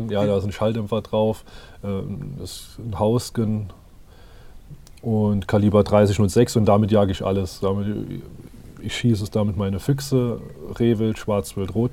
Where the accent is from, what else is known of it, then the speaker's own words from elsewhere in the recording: Zweibrücken, Rhineland-Palatinate, Germany; Ich bin jetzt 34 Jahre alt. Ich komme aus Rheinland-Pfalz, aus Zweibrücken, Saarpfalzkreis.